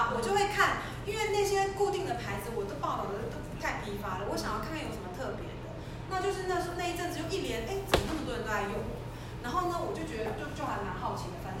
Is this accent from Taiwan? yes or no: no; Singapore; 而且是我是从新加坡来的